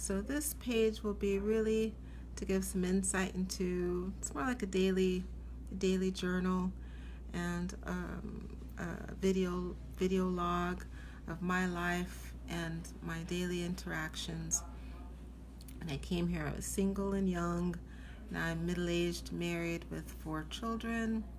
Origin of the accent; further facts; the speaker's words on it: Seattle, Washington, United States; moved away as an adult; now in New York City, United States; I am originally from Seattle, Washington. I moved here after medical school. So I grew up in Seattle